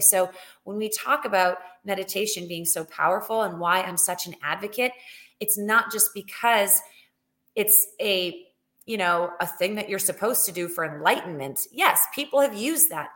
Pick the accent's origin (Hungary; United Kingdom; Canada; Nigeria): Canada; moved away as an adult; also born or lived in Alberta; now in United States; I am from Canada originally.